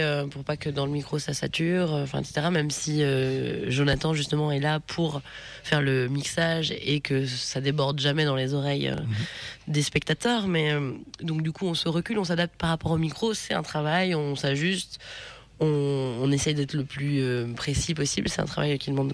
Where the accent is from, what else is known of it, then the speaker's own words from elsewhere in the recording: Mayenne, Pays de la Loire, France; je, suis originaire de la Mayenne